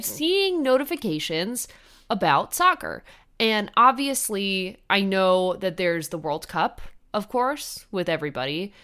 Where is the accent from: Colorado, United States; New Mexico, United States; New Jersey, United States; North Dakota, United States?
New Jersey, United States; I am from New Jersey